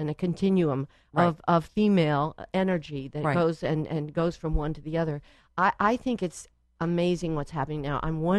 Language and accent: English; New York City, New York, United States; I was born in New York City.